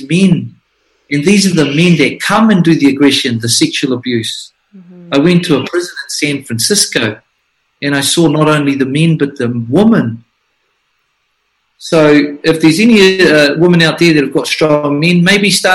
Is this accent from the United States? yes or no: no; Flaxmere, Hawke's Bay, New Zealand; I'm from Flaxmere, where people were tomahawked, murdered, where my mother was beaten, and where I spent most of my youth fighting for survival